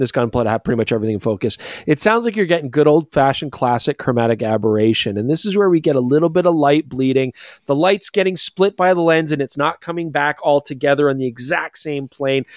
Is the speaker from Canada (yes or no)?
yes; Canada; we're Canadian